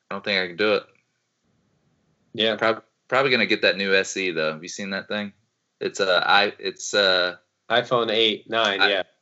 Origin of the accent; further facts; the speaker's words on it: Ukraine; also born or lived in Slovakia; now in United States; So I grew up in Ukraine.